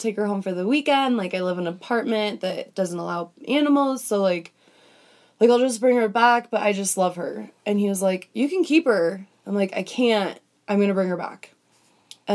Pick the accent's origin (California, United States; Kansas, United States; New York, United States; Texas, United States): California, United States; Thousand Oaks; I'm from beautiful Thousand Oaks, California.